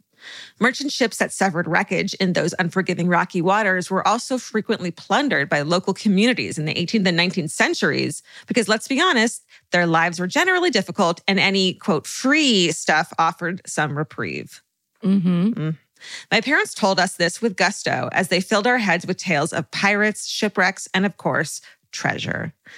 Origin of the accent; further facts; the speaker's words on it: Wales, United Kingdom; I grew up in South Wales, UK, and when we were kids, my parents would take my sister and I to a lot of historical sites and museums on weekends and during school holidays.